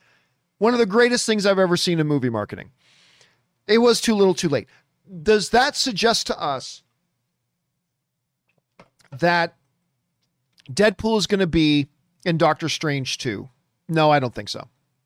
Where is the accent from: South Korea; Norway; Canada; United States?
Canada; it was my dream that I could go back to Canada and then work with Cineplex, because I grew up in Cineplex theaters.